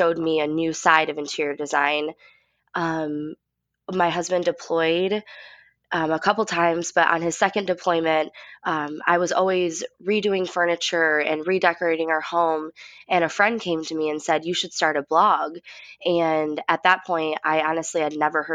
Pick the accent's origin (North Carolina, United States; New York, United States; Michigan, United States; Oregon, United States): Michigan, United States; West; we grew up, like I said, in West Michigan